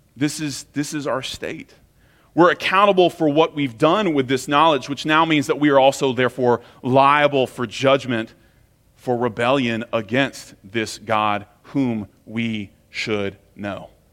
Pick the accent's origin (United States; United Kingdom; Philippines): United States; especially as American Christians